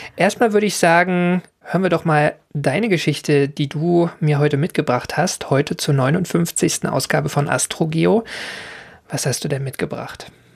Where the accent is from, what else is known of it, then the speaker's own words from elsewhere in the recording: Berlin, Germany; Also ich komme ja aus Berlin